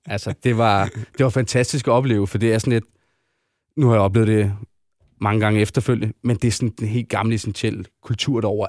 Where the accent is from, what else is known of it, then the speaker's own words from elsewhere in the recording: Denmark; vi er danskere